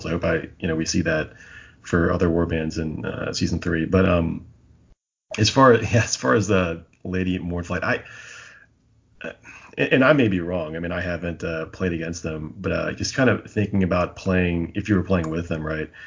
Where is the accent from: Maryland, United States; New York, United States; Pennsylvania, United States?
Pennsylvania, United States; near Philadelphia; now in Raleigh, United States; I grew up near Philly